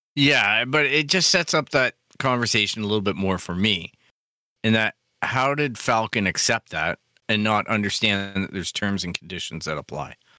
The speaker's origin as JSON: {"language": "English", "country": "Canada", "said": "as a Canadian"}